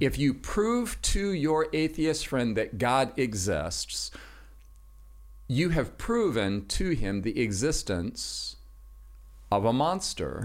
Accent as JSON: {"language": "English", "town": "Los Angeles", "region": "California", "country": "United States", "tie": "born or raised there", "also_born_or_lived": "Washington State", "moved": "yes", "said": "I'm originally from Los Angeles, California. That's where I grew up."}